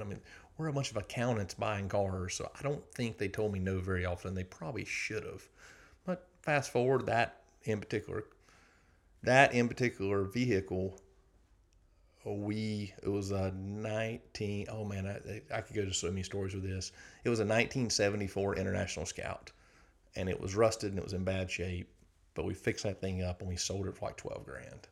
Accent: South Georgia, United States; moved away as an adult; now in Athens, United States; I grew up in South Georgia, a lot of agriculture

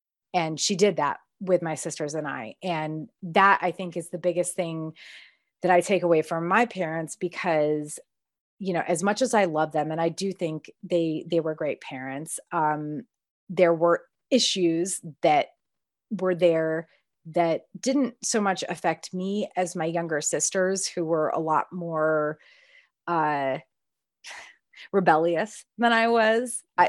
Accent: Connecticut, United States; because I grew up in Connecticut again. So being a Baptist in New England is weird as fuck, to be honest.

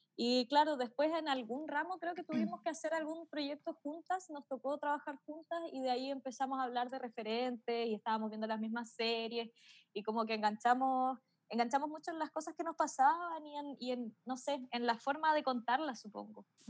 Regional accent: Melipilla, Santiago Metropolitan Region, Chile; yo soy de Melipilla, entonces tenía que volver a Melipilla

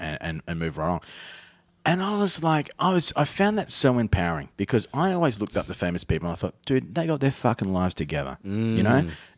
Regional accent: Armidale, New South Wales, Australia; I'm a dude from Armidale.

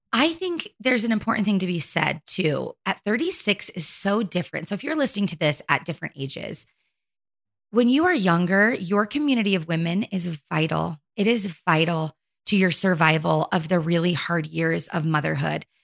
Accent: Arizona, United States; born or raised there; moved away as an adult; now in Utah, United States

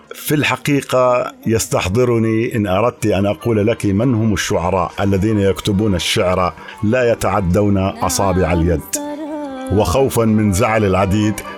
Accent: Al-Nu'aymah, Irbid Governorate, Jordan; أنا من مواليد عام 1968 في بلدة النعيمة

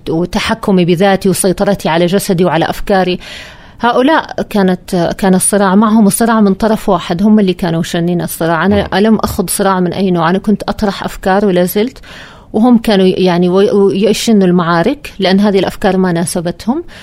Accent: Saudi Arabia; اللي مو عاجبه أنا إعلامية سعودية

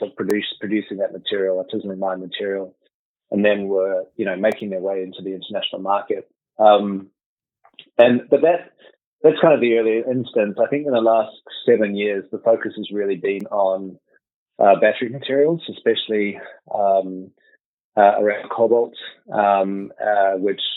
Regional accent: New Zealand; moved away as an adult; also born or lived in United Kingdom / Spain; I'm a New Zealander, so I'm back in New Zealand, but actually I've spent the last 20 or so years overseas, living in the UK and then in Spain.

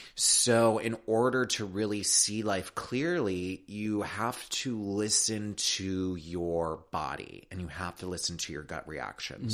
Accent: Chicago, Illinois, United States; now in California, United States; I'm from Chicago. I'm from the Midwest.

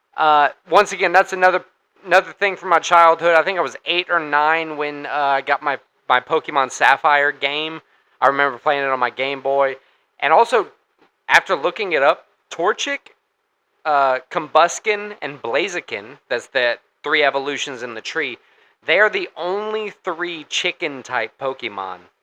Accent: Louisiana, United States; we're from Louisiana.

